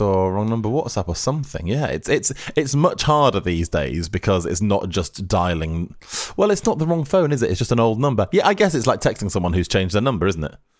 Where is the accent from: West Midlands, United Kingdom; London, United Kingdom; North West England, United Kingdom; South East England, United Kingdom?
North West England, United Kingdom; Lancashire; I'm from Lancashire